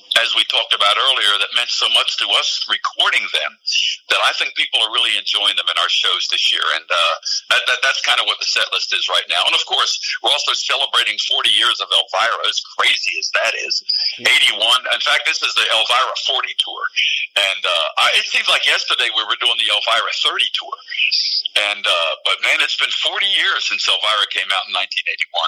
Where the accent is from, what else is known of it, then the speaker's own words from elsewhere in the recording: Philadelphia, Pennsylvania, United States; moved away; I see myself growing up in Philadelphia.